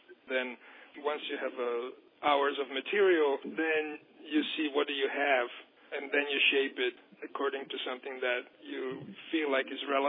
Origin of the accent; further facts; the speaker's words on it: United States; We are American artists, and we want to work in America